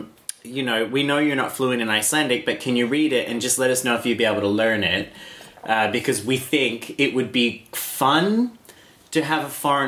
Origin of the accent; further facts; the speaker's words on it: Australia; I'm an Australian.